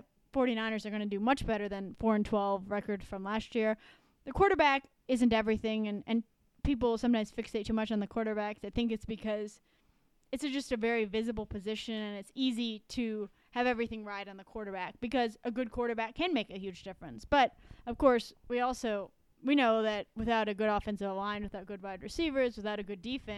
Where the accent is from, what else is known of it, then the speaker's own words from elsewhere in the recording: Columbus, Ohio, United States; I'm from Columbus